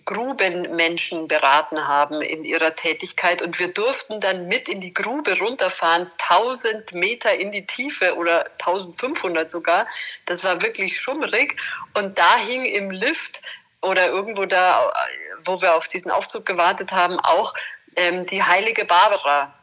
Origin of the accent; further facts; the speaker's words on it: Bavaria, Germany; als Bayerin, bei uns ist jetzt Bergbau nicht so äh, unbedingt an der Tagesordnung, sondern eher die Berge vor der Haustür